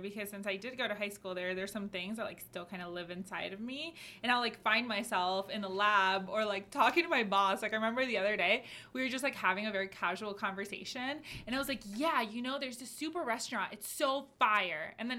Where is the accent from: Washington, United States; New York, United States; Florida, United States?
Florida, United States; Broward County; moved away; also born or lived in Miami, Florida; I grew up in Broward. It's 20 minutes from here.